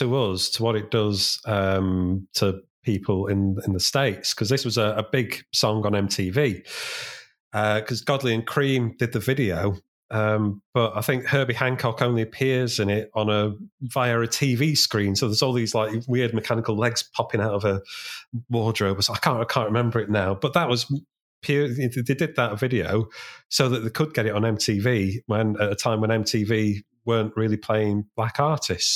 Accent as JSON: {"language": "English", "town": "Sheffield", "region": "Yorkshire and the Humber", "country": "United Kingdom", "tie": "born or raised there", "said": "they were from my hometown. I'm from Sheffield"}